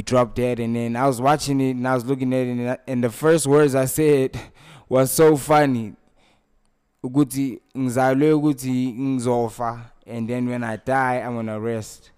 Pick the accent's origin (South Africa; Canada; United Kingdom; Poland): South Africa; Snake Park?, Gauteng; I was raised in Sanawane, that's my neighborhood